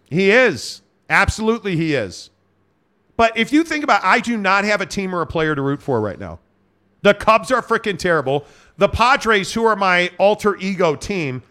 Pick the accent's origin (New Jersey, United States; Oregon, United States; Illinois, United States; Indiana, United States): Illinois, United States; Chicago; my hometown of Chicago